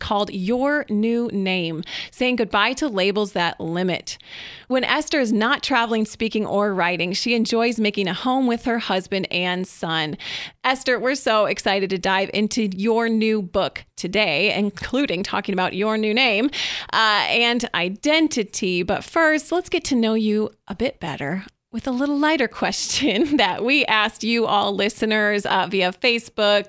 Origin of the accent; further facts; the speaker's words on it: Michigan, United States; a fellow Michigander. If we could see you, we'd be holding up our hands and pointing where on the mitten we're from.